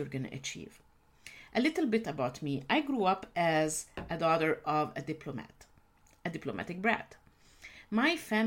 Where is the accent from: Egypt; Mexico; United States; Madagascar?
Egypt; I grew up in a culture when women's rights are not the norm. I'm originally from the Middle East, actually from Egypt